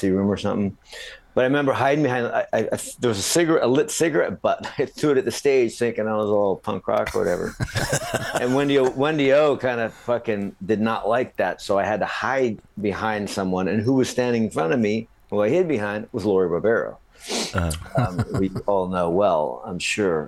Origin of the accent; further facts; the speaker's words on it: Minnesota, United States; also born or lived in Florida; we moved from Florida to Minnesota